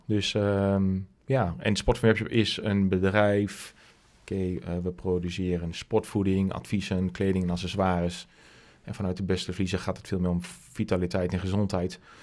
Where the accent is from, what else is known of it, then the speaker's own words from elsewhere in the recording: Westerhaar, Overijssel, Netherlands; accent: Twents; also born or lived in Hengelo; opgegroeid in Westerhaar, klein plaatsje in Twente